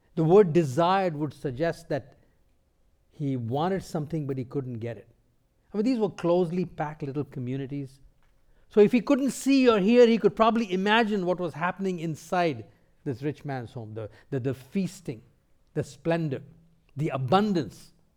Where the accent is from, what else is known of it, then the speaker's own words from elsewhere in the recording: India; moved away; also born or lived in North America; Before coming to North America, I grew up in India